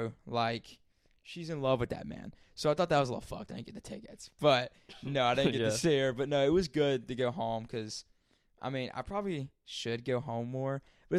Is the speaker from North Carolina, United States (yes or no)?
yes; Sandy Mush, North Carolina, United States; where I'm from, I'm outside of city limits. Like, this shit is called Sandy Mush. Constant. I'm from Sandy Mush.